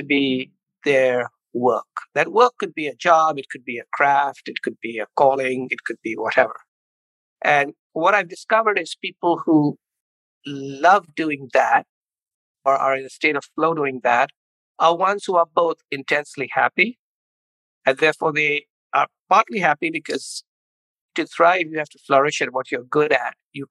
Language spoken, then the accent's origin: English; India; moved away as an adult; also born or lived in Chicago, United States; now in United States; I grew up in India, came to the University of Chicago for an MBA